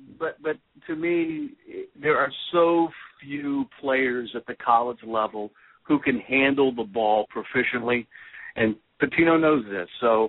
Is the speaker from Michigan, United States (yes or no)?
yes; Detroit, Michigan, United States; moved away; I'm originally from Detroit.